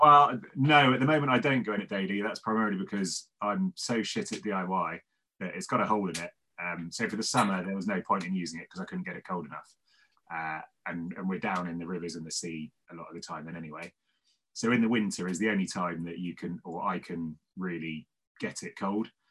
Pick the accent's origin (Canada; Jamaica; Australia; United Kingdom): United Kingdom; Devon, South West England; now in Cardiff, United Kingdom; I'm from Devon originally